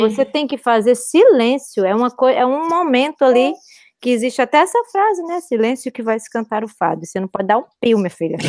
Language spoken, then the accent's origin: Portuguese; Ceará, Brazil; moved away as an adult; also born or lived in Fortaleza / Bahia / São Paulo; now in Lisbon, Portugal; nós, a gente vem do Ceará, né? Nós somos muito alegres, espontâneos, hospitaleiros